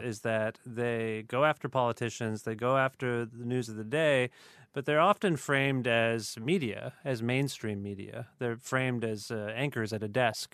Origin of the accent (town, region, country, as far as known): Canada